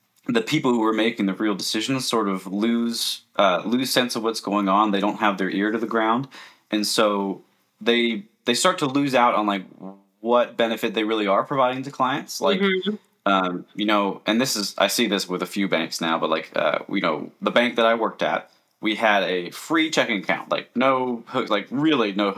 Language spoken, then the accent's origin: English; Alaska, United States; also born or lived in Florida; I was stationed in Florida, and I'm from Alaska. I'm in Alaska right now.